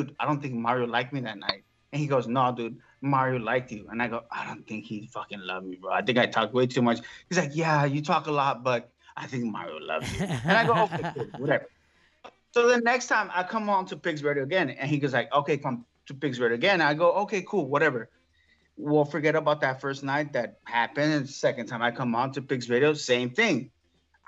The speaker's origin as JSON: {"language": "English", "region": "Mexico City", "country": "Mexico", "moved": "yes", "said": "I'm from Mexico City. When you're from Mexico City, you talk a lot"}